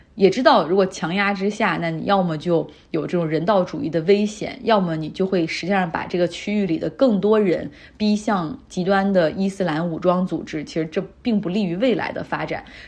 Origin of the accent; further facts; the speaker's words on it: China; 但是像我们中国人，你需要办日本签证的